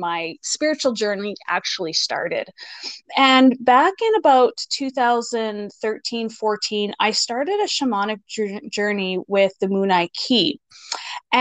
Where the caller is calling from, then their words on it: Moose Jaw, Saskatchewan, Canada; I am calling from Moose Jaw, Saskatchewan, Canada